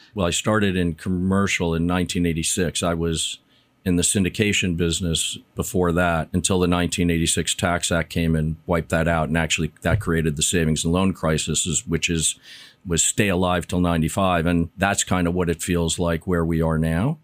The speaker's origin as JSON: {"language": "English", "region": "New York", "country": "United States", "tie": "born or raised there", "said": "I grew up in New York in the sixties and seventies"}